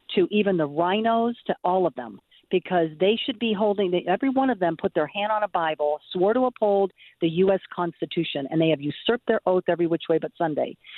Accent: Venezuela; now in United States; I come from Venezuela

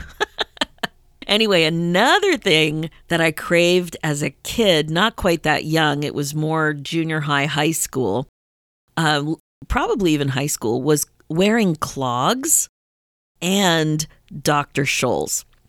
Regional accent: Pennsylvania, United States; we grew up in Pennsylvania

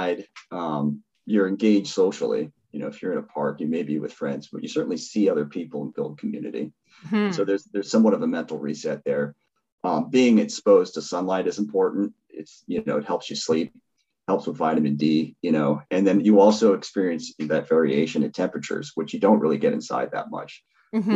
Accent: Seattle, Washington, United States; I grew up in Seattle when it's dark all winter.

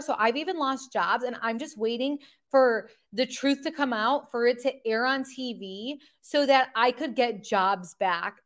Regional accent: Michigan, United States; we're from Michigan

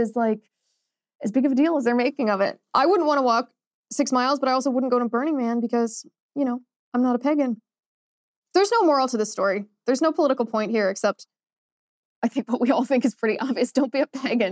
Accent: Midwest, United States; I'm from the Midwest.

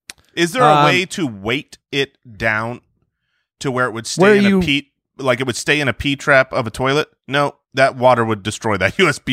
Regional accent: Jerusalem, Jerusalem District, Israel; born there; And I was born in Jerusalem, Israel, so I can't be president.

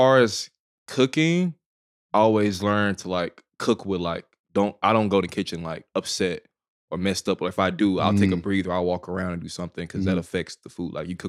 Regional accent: Dallas, Texas, United States; I am from Dallas, Texas, born and raised. Oak Cliff, south of Cliff to be specific.

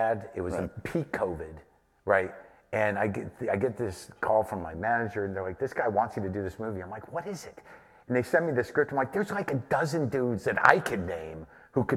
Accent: New Mexico, United States; I grew up in New Mexico

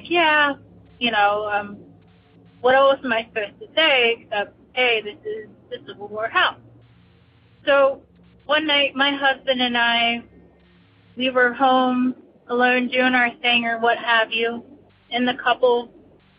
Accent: near Gettysburg, Pennsylvania, United States; also born or lived in Pittsburgh, Pennsylvania; I grew up near Gettysburg, PA.

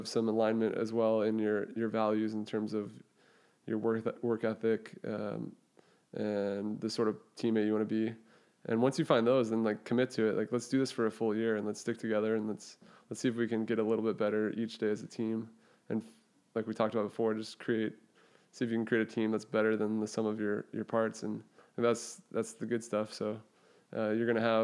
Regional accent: Thousand Oaks, California, United States; my hometown in Thousand Oaks where I grew up.

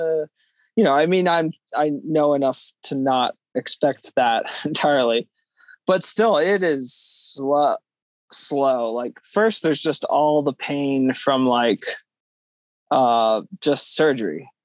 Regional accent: Conestoga area, Pennsylvania, United States; a race in my hometown the conestoga trail run

